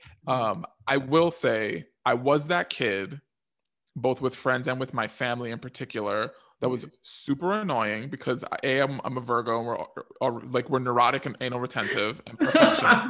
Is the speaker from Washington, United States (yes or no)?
no; New York City, New York, United States; I grew up in New York, and this was in the 80s